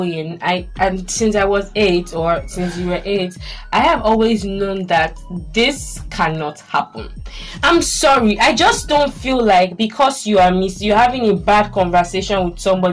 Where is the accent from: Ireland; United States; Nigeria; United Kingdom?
Nigeria; I'm Nigerian